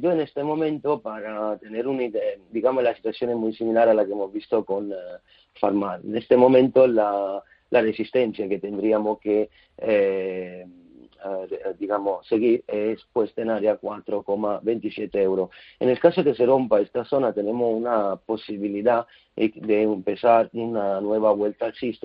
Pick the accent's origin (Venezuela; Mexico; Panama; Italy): Italy; Spanish is a second language; siendo italiano